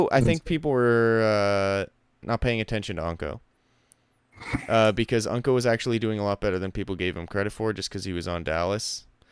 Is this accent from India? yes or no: no; Canada; we're Canadian